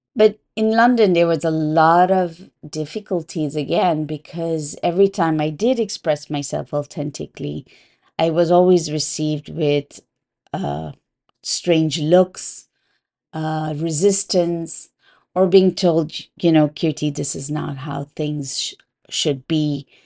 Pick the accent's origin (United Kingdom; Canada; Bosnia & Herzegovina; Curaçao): Curaçao; I was raised in an island called Curaçao. It belongs to the Dutch kingdom.